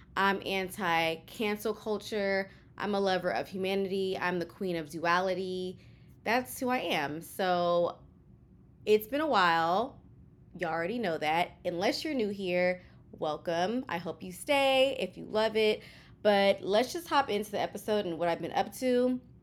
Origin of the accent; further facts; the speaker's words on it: Houston, Texas, United States; moved away as an adult; now in New York City, United States; I am a Kenyan American from Houston, Texas, born and raised in Houston, living in New York City